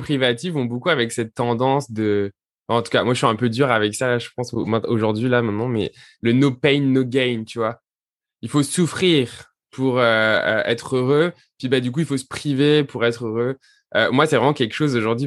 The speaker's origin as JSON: {"language": "French", "region": "south of France", "country": "France", "said": "je viens du sud de la France"}